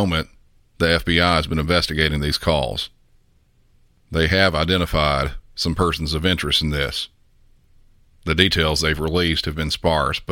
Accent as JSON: {"language": "English", "region": "the South", "country": "United States", "said": "I'm from the South"}